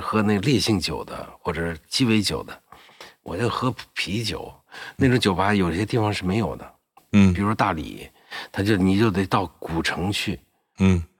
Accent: Anhui, China; 我们安徽人嘛

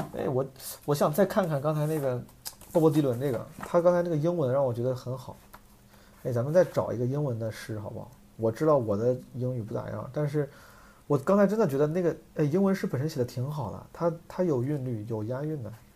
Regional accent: Zhengzhou, Henan, China; moved away; 我那天回老家，回郑州

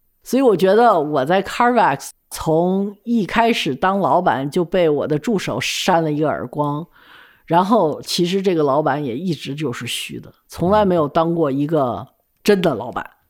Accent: China; moved away; also born or lived in United States; 我呢，是因为从小物质条件是比较丰厚的，又去了美国之后，也受了美国人的那种教育。我觉得我英文不差，我什么都不差，但是我为什么回国来之后

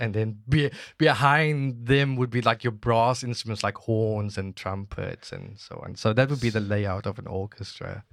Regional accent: Cape Town, Western Cape, South Africa; moved away as an adult; now in Guangzhou, China; I'm from Cape Town, South Africa

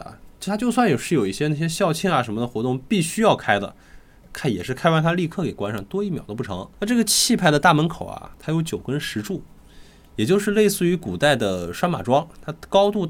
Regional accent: Xi'an, Shaanxi, China; 其实我作为一个西安人啊，

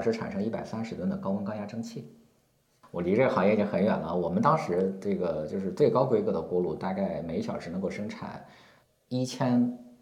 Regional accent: Shandong, China; moved away as an adult; also born or lived in Xi'an / Tianjin; 我今年四十七岁。啊，然后我老家是山东的

